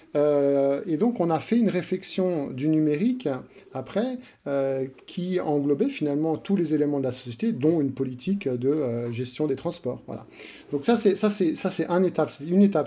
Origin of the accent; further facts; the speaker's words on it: France; moved away as an adult; now in Switzerland; J'ai grandi dans, le, dans un environnement français et j'ai fait mes études en France